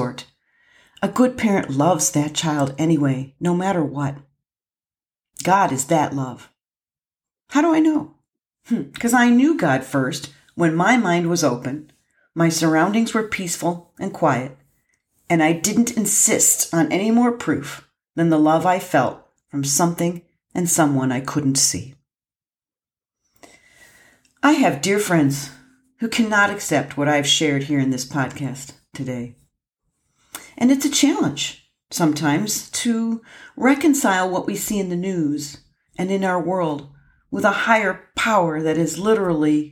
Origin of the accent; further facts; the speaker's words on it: Lake Erie in northern Ohio, United States; moved away; I had the good fortune of growing up on Lake Erie in northern Ohio